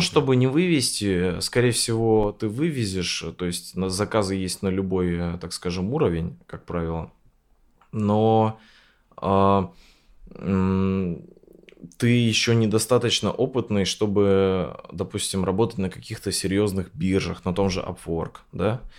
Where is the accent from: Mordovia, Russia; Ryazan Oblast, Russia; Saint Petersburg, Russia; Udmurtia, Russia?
Udmurtia, Russia; Sarapul; moved away as an adult; also born or lived in Izhevsk; я там родился в Сарапуле